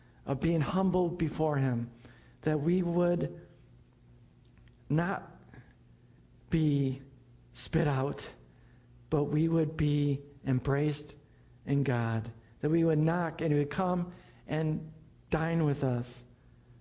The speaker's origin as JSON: {"language": "English", "town": "Buffalo", "region": "New York", "country": "United States", "tie": "born or raised there", "said": "I grew up in Buffalo"}